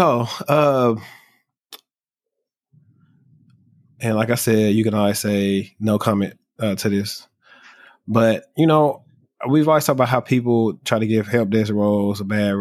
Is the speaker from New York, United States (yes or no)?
no; Shreveport, Louisiana, United States; moved away; my hometown, like when the help desk was in, well, I'm from Shreveport, Louisiana.